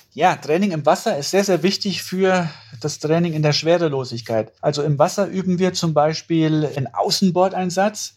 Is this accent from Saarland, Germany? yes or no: yes; Saarland, Germany; ich bin ja im Saarland groß geworden